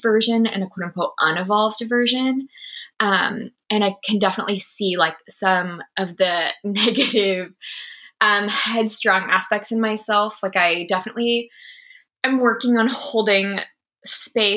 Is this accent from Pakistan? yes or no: no; Maine, United States; moved away as an adult; also born or lived in Boston; now in Seattle, United States; I'm from New England. I grew up in the state of Maine